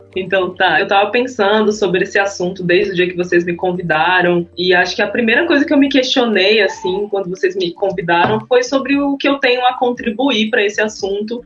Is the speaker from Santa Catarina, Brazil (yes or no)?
no; Espírito Santo, Brazil; moved away as an adult; now in São Paulo, Brazil; Eu sou do Espírito Santo, aí comecei a trabalhar com publicidade e marketing em São Paulo